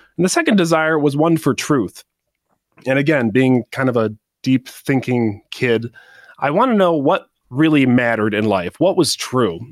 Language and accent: English; Saginaw, Michigan, United States; moved away as an adult; also born or lived in Saint Paul, Minnesota / Chicago, Illinois; I'm from Saginaw, Michigan